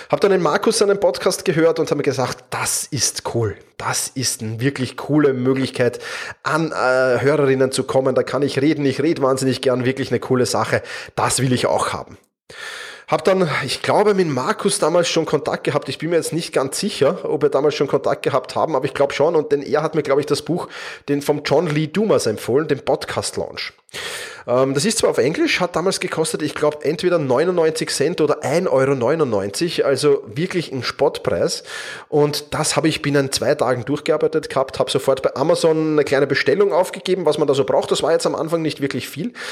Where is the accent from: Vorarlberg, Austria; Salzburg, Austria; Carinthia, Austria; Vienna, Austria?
Vienna, Austria; accent: Viennese; Ich bin Wiener, das hörst du auch. Ähm, in der Regel bekomme ich dafür eigentlich positiv, also nicht, dass ich Wiener bin, sondern für meinen Wiener Dialekt ganz positives Feedback.